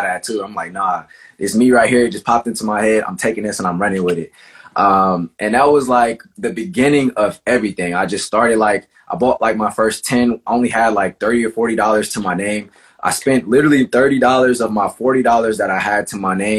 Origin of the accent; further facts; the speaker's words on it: Cleveland, Ohio, United States; I'm from Cleveland, Ohio